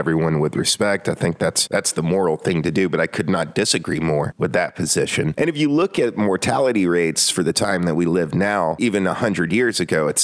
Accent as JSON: {"language": "English", "region": "North Georgia", "country": "United States", "tie": "born or raised there", "said": "I grew up in North Georgia"}